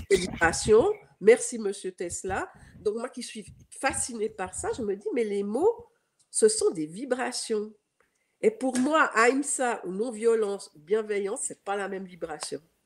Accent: Geneva, Switzerland; accent: Swiss; j'ai un accent, euh, je suis suisse, donc euh, je suis née à Genève

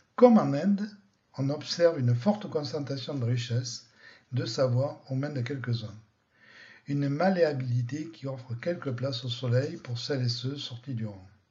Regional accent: France; chez nous, en France

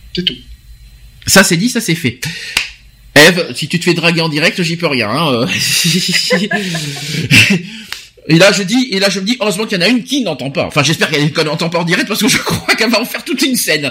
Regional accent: Paris, Île-de-France, France; en tant que Parisien

